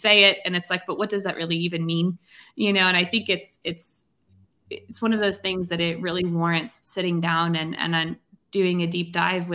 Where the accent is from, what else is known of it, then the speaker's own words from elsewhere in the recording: Tasmania, Australia; I'm from Tasmania in Australia, right down south, beautiful island.